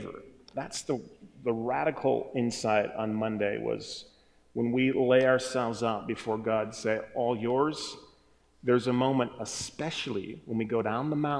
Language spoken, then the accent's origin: English; Wisconsin, United States; I'm from Wisconsin, so we say some funny things up there